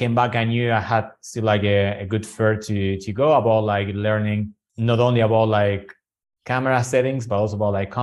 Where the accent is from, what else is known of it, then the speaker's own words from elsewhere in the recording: Buenos Aires, Argentina; English is a second language; moved away; Buenos Aires, which is my hometown